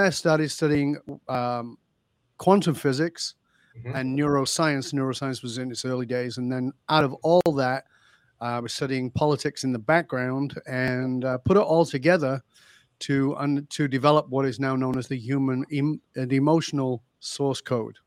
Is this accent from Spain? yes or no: no; the north of England, United Kingdom; moved away as an adult; I grew up in Northern England. I left the UK more than 40 years ago